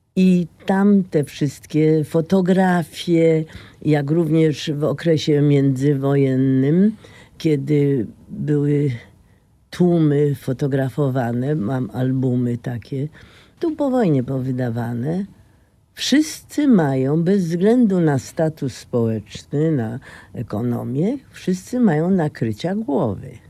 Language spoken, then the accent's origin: Polish; Poznań, Greater Poland, Poland; Jestem poznanianką z Jeżyc, a potem z Wildy, a potem dalej